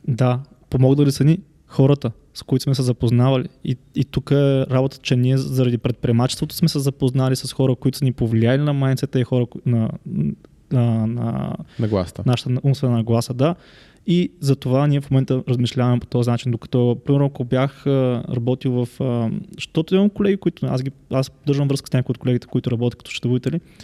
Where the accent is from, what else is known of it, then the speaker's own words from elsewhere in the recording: Yambol, Yambol Province, Bulgaria; Аз съм от Ямбол